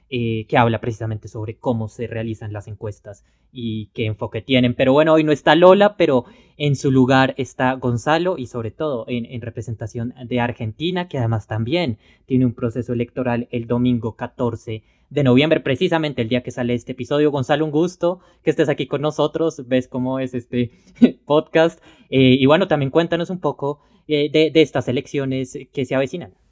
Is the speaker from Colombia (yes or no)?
yes; Colombia; lo digo como colombiano